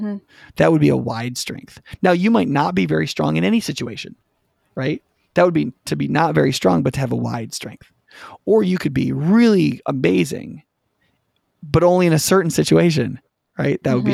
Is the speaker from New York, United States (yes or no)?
yes; Watertown, New York, United States; But if I tell you I grew up in Watertown, New York, and you believe it